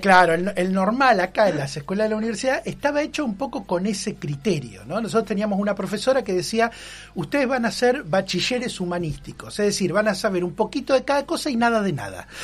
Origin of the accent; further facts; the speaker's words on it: Argentina; somos argentinos